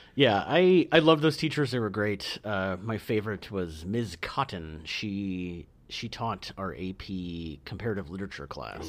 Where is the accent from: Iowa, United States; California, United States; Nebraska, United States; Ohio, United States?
Iowa, United States